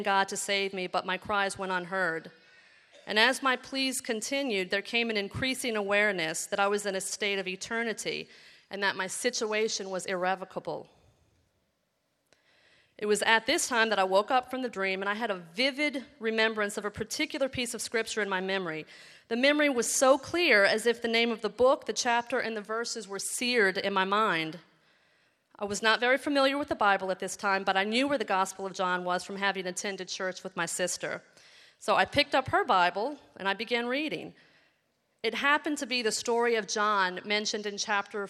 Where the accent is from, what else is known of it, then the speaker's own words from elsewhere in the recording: New Orleans, Louisiana, United States; I grew up in New Orleans, where I was raised in an average middle-class